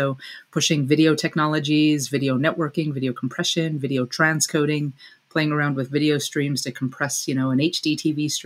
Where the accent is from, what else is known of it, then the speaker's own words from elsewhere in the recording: Batavia, New York, United States; moved away as an adult; I was born in Western New York, a small town called Batavia, New York, just out in between Buffalo and Rochester. As I grew up there